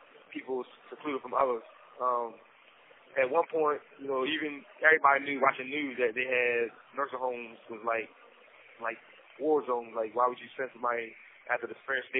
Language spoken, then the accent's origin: English; Salisbury, Maryland, United States; also born or lived in Delaware; I'm from Salisbury, Maryland. I was born in Delaware, raised in Salisbury